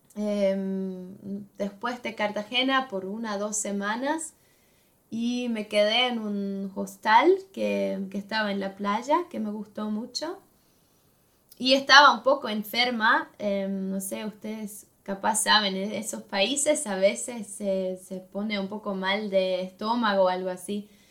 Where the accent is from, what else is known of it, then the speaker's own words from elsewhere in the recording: Switzerland; Spanish is a second language; en Suiza tenemos tres partes